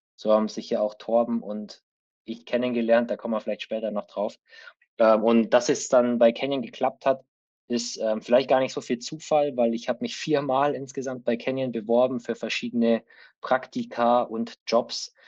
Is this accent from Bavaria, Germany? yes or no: yes; Allgäu, Bavaria, Germany; moved away as an adult; also born or lived in Remagen; ich bin gebürtiger Allgäuer und habe da auch, bis ich 18 war, gelebt.